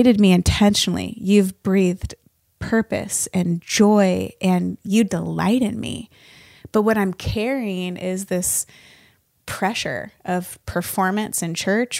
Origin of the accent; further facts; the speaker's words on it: Northern Nevada, United States; now in Nashville, United States; I grew up in Northern Nevada